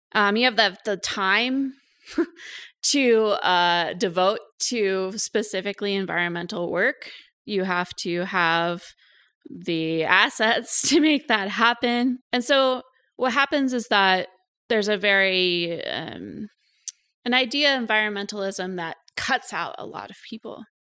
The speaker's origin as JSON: {"language": "English", "town": "Cooksburg", "region": "Pennsylvania", "country": "United States", "tie": "born or raised there", "also_born_or_lived": "Saskatchewan, Canada", "moved": "as an adult", "lives_now": "Canada", "said": "So I'm American originally. I grew up in rural Western Pennsylvania in Cooksburg, Pennsylvania"}